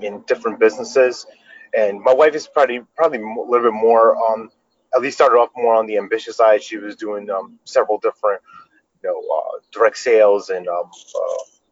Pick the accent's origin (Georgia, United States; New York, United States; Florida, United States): New York, United States; moved away as an adult; now in North Carolina, United States; We grew up in New York